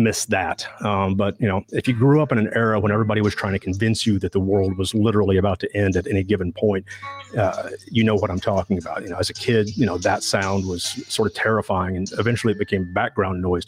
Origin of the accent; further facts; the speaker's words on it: Southwest Missouri, United States; I grew up in Southwest Missouri